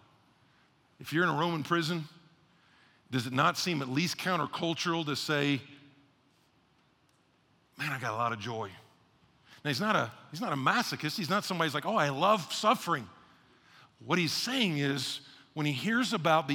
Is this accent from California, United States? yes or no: no; Atlanta, Georgia, United States; moved away; also born or lived in Texas / Houston, Texas; I was born in Atlanta, had Texas roots